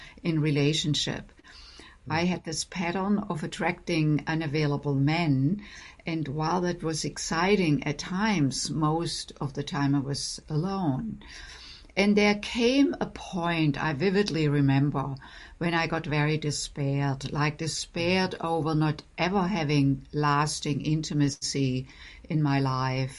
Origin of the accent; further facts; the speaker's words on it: Germany; moved away as an adult; also born or lived in Boston; now in United States; I grew up in Germany